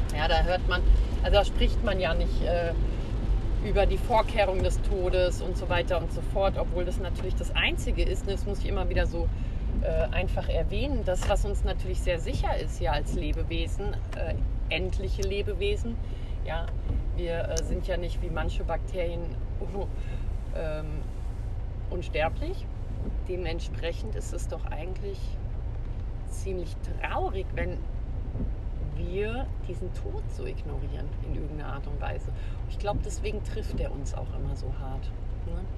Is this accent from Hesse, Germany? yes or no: yes; Hesse, Germany; Hier bei uns in Hesse